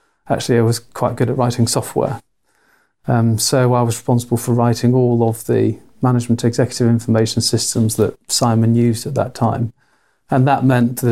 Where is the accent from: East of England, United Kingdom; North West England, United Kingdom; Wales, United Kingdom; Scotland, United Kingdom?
North West England, United Kingdom; Manchester; moved away as an adult; now in Cambridge, United Kingdom; I'm Mancunian from the north of England